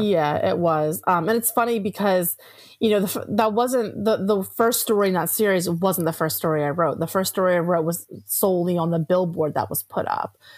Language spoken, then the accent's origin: English; Atlantic City area, New Jersey, United States; I grew up in the Atlantic City area